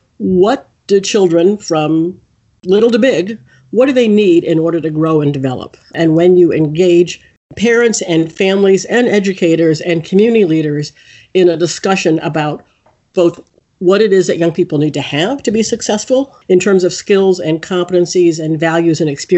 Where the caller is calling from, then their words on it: Washington, District of Columbia, United States; I'm calling in from Washington, D.C., which is where our headquarters are.